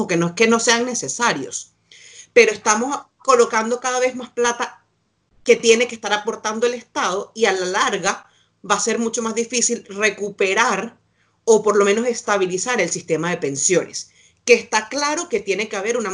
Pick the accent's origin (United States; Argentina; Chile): Chile; ahora o aquí yo siendo chilena, supongo, porque además yo tengo la nacionalidad chilena